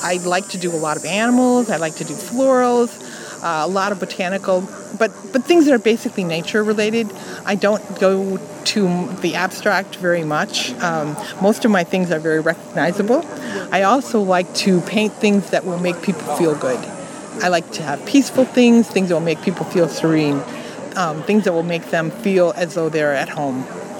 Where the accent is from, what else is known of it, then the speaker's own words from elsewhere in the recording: Minnesota, United States; now in Columbus, United States; Originally, I am from Minnesota.